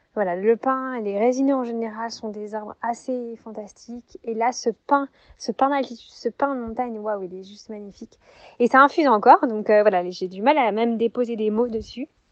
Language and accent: French; Montpellier, Occitania, France; now in Morvan, France; je suis née à Montpellier euh, et aujourd'hui je vis dans un environnement magique euh, dans le, au cœur de la forêt, dans le sud du Morvan en Bourgogne